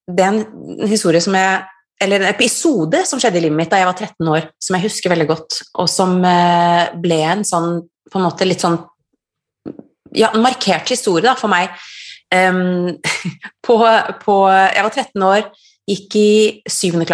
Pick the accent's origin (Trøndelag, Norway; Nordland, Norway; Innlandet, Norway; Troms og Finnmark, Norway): Troms og Finnmark, Norway; Kautokeino; also born or lived in Trondheim / Kirkenes / Drammen / Oslo; Jeg er, jeg er norsk, jeg er født og oppvokst i Norge. Um, og alltid vært litt sånn rotløs og bodd veldig mange forskjellige steder. Født i Kautokeino, bodde i Trondheim, Kirkenes, Drammen, Oslo, Bergen.